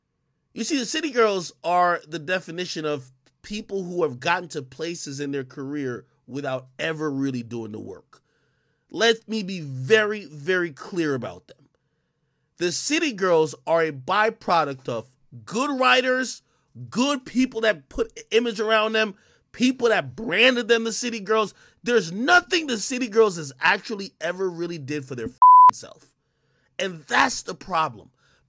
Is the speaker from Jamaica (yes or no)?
yes; Spanish Town, Saint Catherine, Jamaica; moved away; I was born in Spanish Town Hospital in Jamaica, nigga. I grew up and I seen the worst things in my life. When I came over here, I had to be tolerant